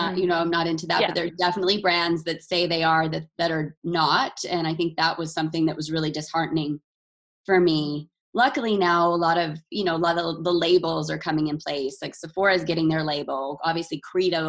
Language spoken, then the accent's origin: English; Utah, United States; growing up in Utah